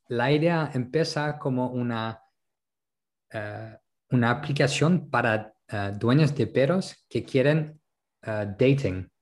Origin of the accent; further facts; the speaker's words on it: France; Spanish is a second language; also born or lived in Netherlands / Colombia / Berlin, Germany; now in Málaga, Spain; como francés